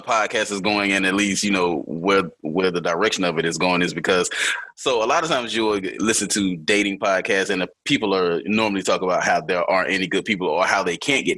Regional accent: Atlanta, Georgia, United States; now in North Carolina, United States; I am from Atlanta, Georgia, but I do live now here in North Carolina

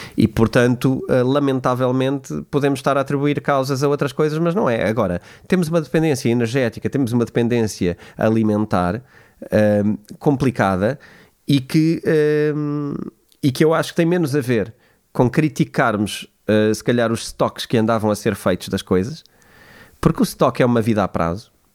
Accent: Portugal; eu como português

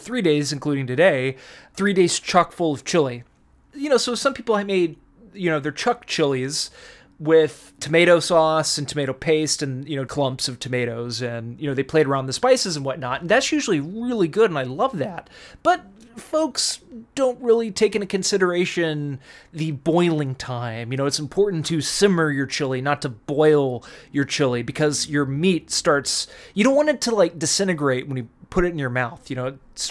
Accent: Texas, United States; now in California, United States; I was from Texas

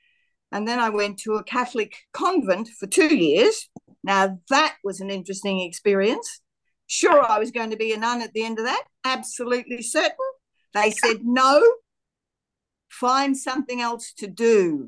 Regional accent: Australia; I was born in Australia in a small town where nearby a very small fishing village, which it was back in the day in 1948. And so that makes me 75, bordering on 76.

